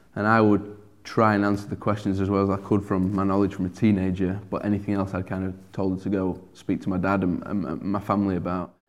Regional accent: Sheffield, Yorkshire and the Humber, United Kingdom; accent: broad; I'm From Sheffield, born and bred here

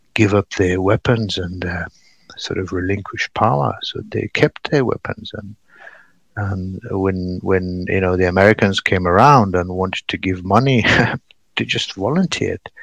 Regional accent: Paktia, Afghanistan; moved away as an adult; now in Bergen, Norway; I'm come from Paktia

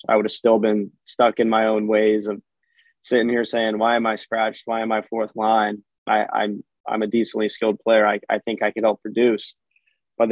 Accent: Florida, United States; growing up in Florida

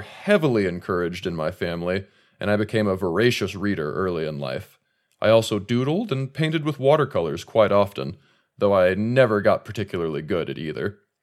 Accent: Shafter, California, United States; moved away as an adult; also born or lived in Bakersfield, California; now in South Lake Tahoe, United States; I was born in Bakersfield, California, and I spent the bulk of my adolescence in Shafter, a small farming town about twenty miles northwest of the city

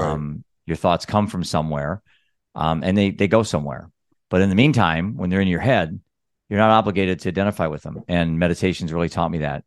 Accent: Iowa, United States; I'm a dad from Iowa.

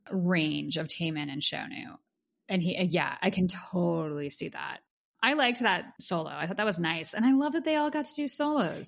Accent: Pittsburgh, Pennsylvania, United States; now in New York City, United States; Pittsburgh, PA, my hometown

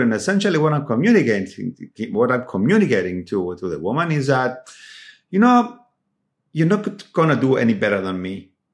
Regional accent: Cyprus; moved away; when I was growing up in Cyprus

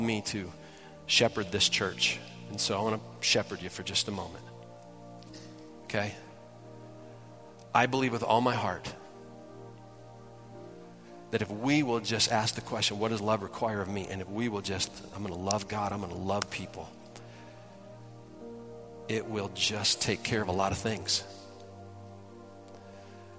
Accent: Detroit, Michigan, United States; I grew up in Detroit

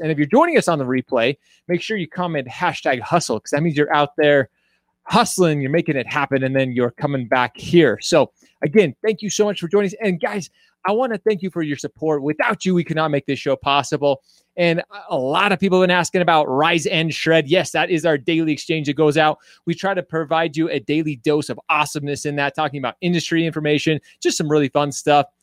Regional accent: Utah, United States; also born or lived in Royal Oak, Michigan; I call myself from Utah. I moved here when I was a little kid, but I was born in Michigan.

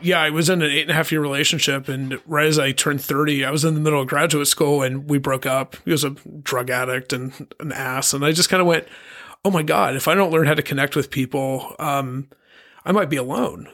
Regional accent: Colorado, United States; also born or lived in Pittsburgh, Pennsylvania; now in Palm Springs, United States; my dad moved us to Colorado, and I'm a Colorado kid

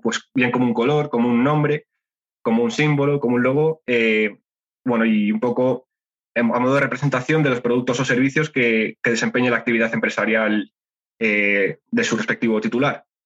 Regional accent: Spain; soy español

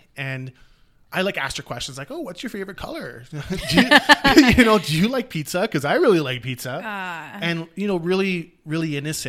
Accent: Canada; also born or lived in South Africa; So, I'm actually South African. I was born just outside of Johannesburg, and I grew up in Canada.

